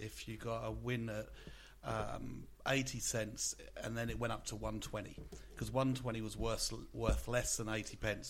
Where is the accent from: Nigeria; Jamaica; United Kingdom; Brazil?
United Kingdom; England; now in Australia; there used to be what you'd call a pokey, but we'd call a fruit machine growing up in England.